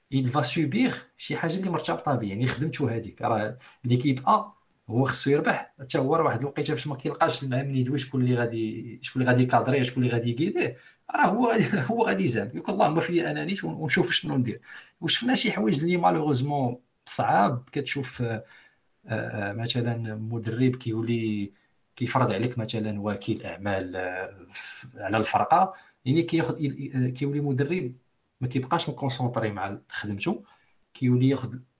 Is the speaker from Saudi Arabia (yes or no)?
no; Morocco; عندنا في المغرب